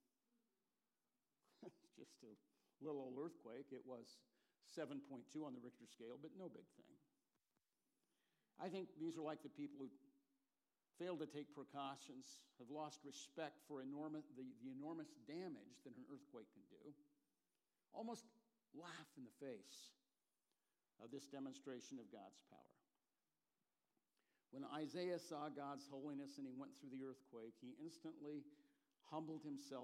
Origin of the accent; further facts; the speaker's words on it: California, United States; now in Portland, United States; I grew up in California